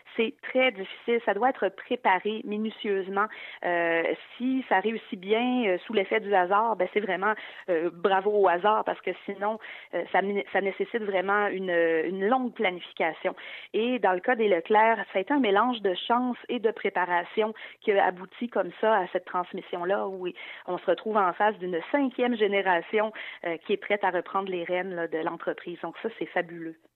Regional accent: Quebec, Canada; en tant que québécoise

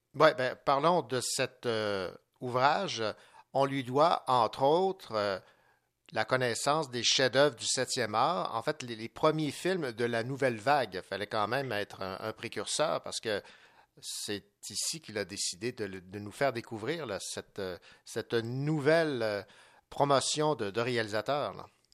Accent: Quebec, Canada; chez nous au Québec

